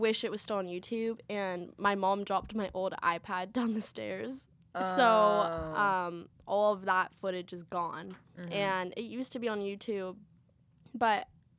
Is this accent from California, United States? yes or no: yes; Marin County, California, United States; I'm from Marin County